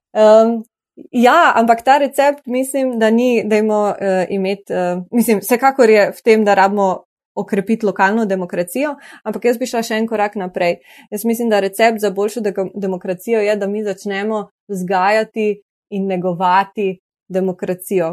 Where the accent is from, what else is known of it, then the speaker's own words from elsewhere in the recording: Slovenia; Slovenci smo pa še posebej ponosni in navdušeni